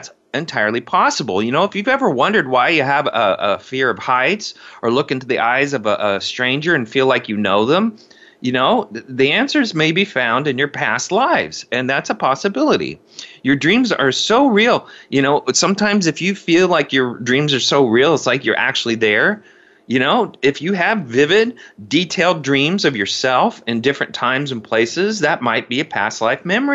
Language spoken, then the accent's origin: English; Indiana, United States; now in Seattle, United States; I grew up in cornfields in Indiana